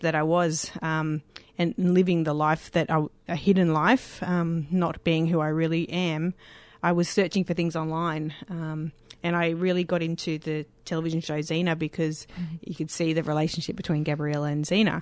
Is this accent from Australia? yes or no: yes; Sydney, New South Wales, Australia; moved away as an adult; now in Victoria, Australia; I grew up in Lane Cove.